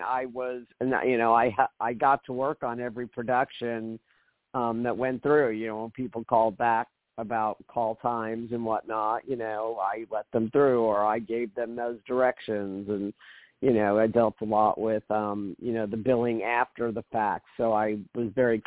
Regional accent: New York City, New York, United States; moved away as an adult; also born or lived in San Diego; I grew up in Brooklyn

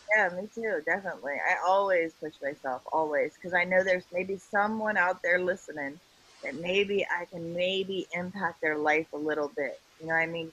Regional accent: Ohio, United States; I'm from Ohio

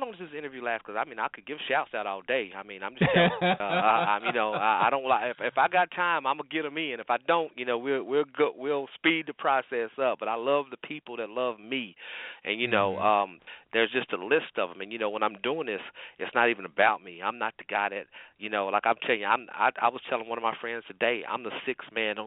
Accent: North Carolina, United States; I'm from North Carolina

